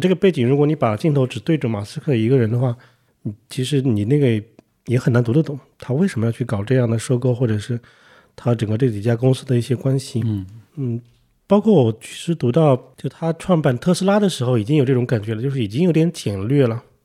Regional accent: China; 作为中国人，我不知道

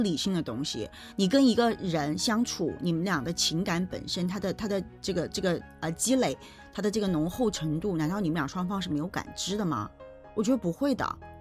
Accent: China; 我们中国人自古以来有红白喜事

